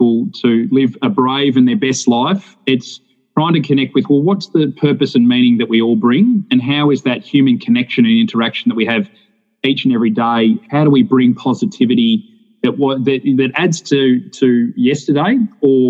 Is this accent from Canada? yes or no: no; Australia; as a young person growing up in Australia